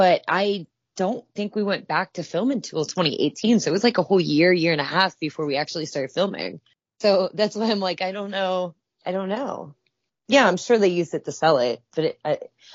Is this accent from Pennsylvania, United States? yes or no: yes; Pittsburgh, Pennsylvania, United States; moved away as an adult; now in California, United States; I'm also from Pittsburgh.